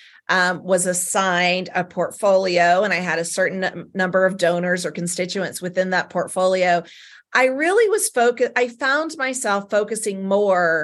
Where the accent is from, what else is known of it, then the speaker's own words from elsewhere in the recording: Southern United States, United States; accent: Southern; my Southern accent